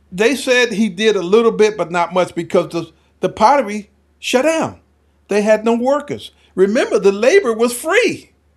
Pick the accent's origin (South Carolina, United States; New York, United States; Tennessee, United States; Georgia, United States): South Carolina, United States; moved away; also born or lived in Henderson, North Carolina; We're from South Carolina